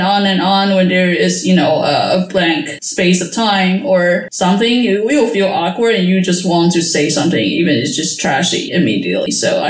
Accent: Taiwan; moved away as an adult; also born or lived in United States; now in Netherlands; I was born in Taiwan and I moved to the States for my PhD study. And then now I'm in the Netherlands working as a researcher in natural science at the university.

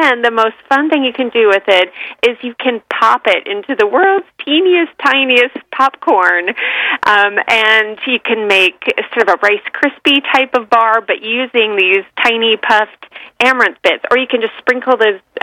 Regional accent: San Francisco East Bay, California, United States; I grew up in the San Francisco East Bay

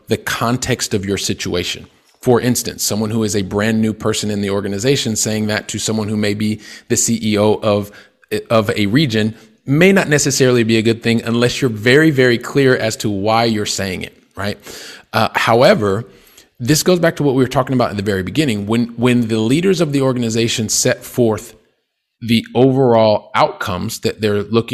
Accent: Columbus, Ohio, United States; moved away as an adult; I'm originally from Columbus, Ohio, which is in the Midwest of the United States

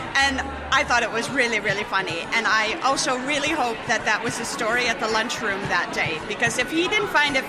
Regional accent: United States; now in Netherlands; I'm from the United States.

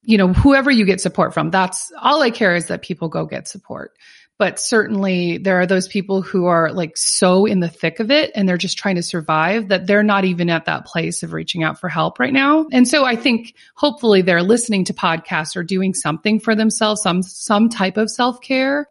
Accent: Minnesota, United States; also born or lived in California; now in North Carolina, United States; I'm originally from Minnesota

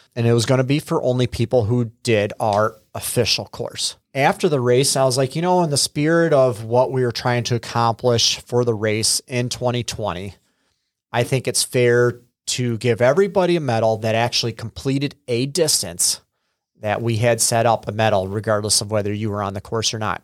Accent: United States; also born or lived in Freeport; I'm originally from the area. Uh, I was actually born up in Freeport, and then when I was a couple years old, my parents moved down here to a farm, and I was raised on a dairy farm

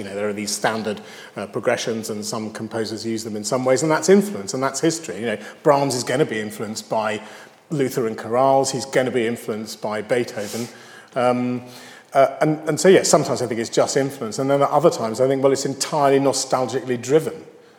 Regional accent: United Kingdom; Oh, I'm British, so I must like Vaughan Williams

